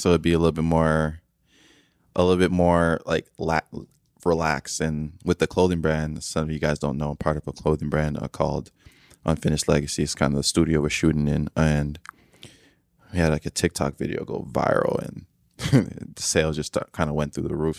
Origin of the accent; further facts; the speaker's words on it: Nigeria; I'm from Nigeria